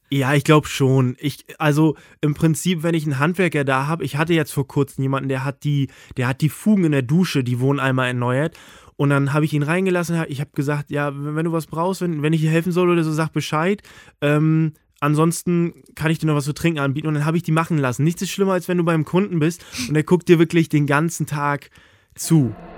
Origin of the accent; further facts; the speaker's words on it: Mecklenburg-Vorpommern, Germany; moved away as an adult; now in Hamburg, Germany; aufs Dorf, da wo ich herkomme